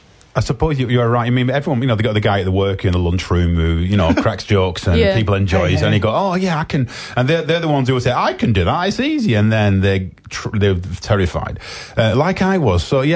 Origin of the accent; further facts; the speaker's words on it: England, United Kingdom; I am obviously English, as people can tell